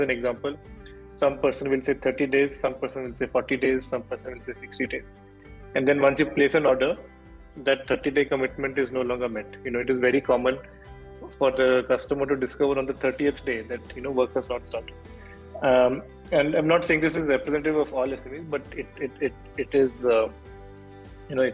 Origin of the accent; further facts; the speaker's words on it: Bhubaneswar, Odisha, India; moved away as an adult; also born or lived in Chennai / Mysore / United States; I grew up in Bhubaneswar, that's where I'm from